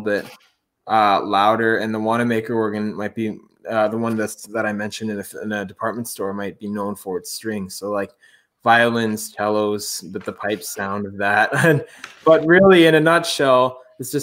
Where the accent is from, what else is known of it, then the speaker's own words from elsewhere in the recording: Ontario, Canada; moved away as an adult; also born or lived in United States; now in Montreal, Canada; when I was here in Ontario, I would have organ lessons weekly